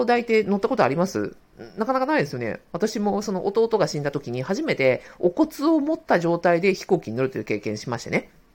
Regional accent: Sapporo, Hokkaido, Japan; moved away; also born or lived in Kanto region; 当時一人暮らししていたあの関東地方から地元の札幌に戻

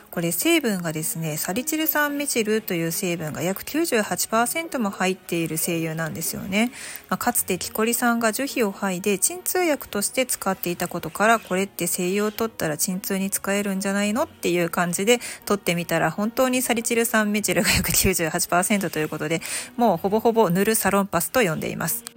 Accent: Japan

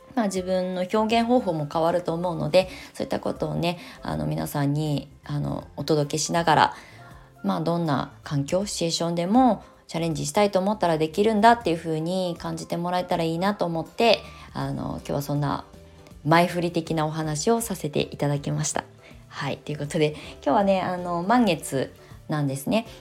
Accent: Japan; moved away as an adult; now in Shonan, Japan; 生まれ育ったあの場所だからね

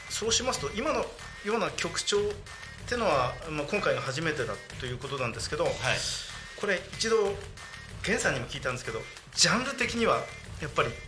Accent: Choshi, Chiba, Japan; 出身は銚子です。銚子あ千葉県銚子。

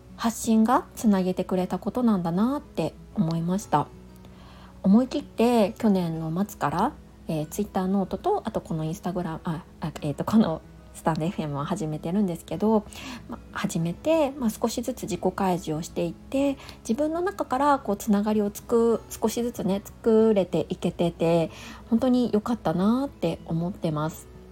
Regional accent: Niigata, Japan; moved away; 新潟出身なんですけど

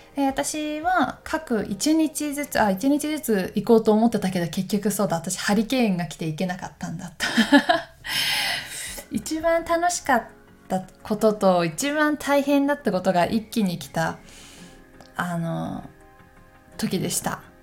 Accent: Takayama, Gifu, Japan; moved away; あの私岐阜県の高山出身なんですけど高山の方にこの間帰った時に

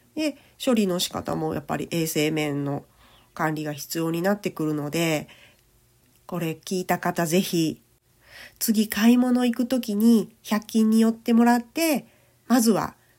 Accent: Kochi, Japan; 生まれも育ちも高知県

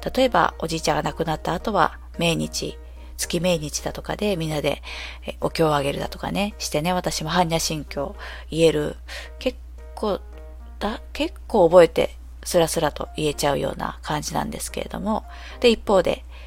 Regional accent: Japan; 私はずっと生まれ育ちが日本で、で、まあ、田舎のとある町で

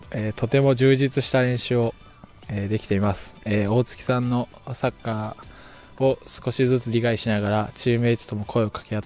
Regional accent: Kumamoto, Japan; はい、えー、

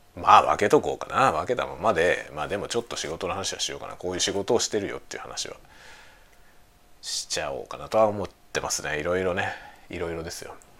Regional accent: Kanto, Japan; first language Japanese; also born or lived in Osaka; now in Sapporo, Japan; 僕はね今の札幌に住んでるけどあの出身は関東なんですよ

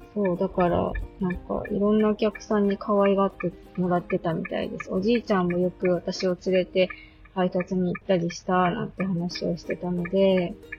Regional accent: Akita, Japan; also born or lived in Oita / Osaka; 大分で生まれて、大阪でちょっと過ごして、秋田に帰ってきて

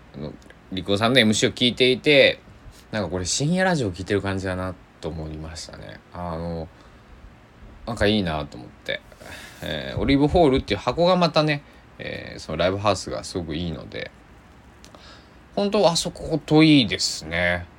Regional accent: Kochi, Japan; 僕のね、えー、地元高知県崎市

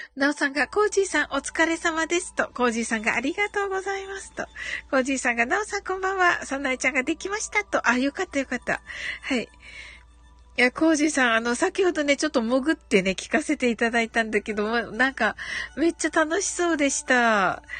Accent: Kyushu, Japan; 九州人なんでソフトバンクのファン

